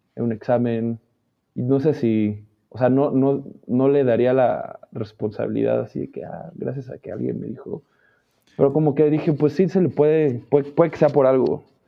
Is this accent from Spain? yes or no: no; Mexico City, Mexico; Nací en el DF.